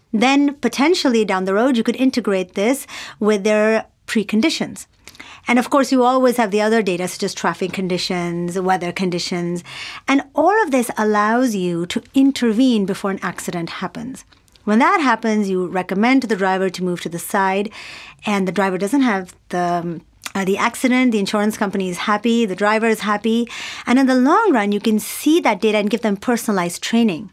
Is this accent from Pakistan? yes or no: yes; Pakistan; also born or lived in United States / New York; now in Singapore; I grew up in Pakistan